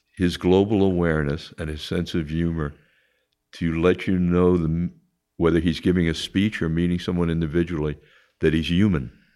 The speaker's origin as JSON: {"language": "English", "area": "Long Island", "region": "New York", "country": "United States", "tie": "born or raised there", "also_born_or_lived": "Queens"}